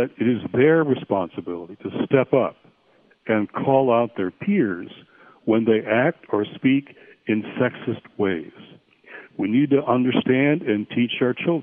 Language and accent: English; Michigan, United States; now in Washington, United States; I'm calling in from a retreat in the middle of my home state of Michigan